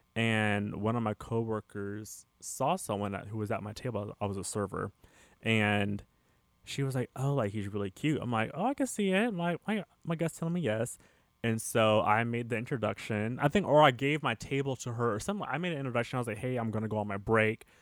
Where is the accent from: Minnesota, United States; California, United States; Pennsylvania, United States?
California, United States; also born or lived in Los Angeles; I'm from California, but I'm not from L A proper